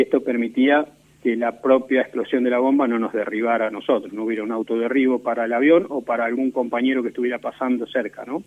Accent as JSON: {"language": "Spanish", "country": "Argentina"}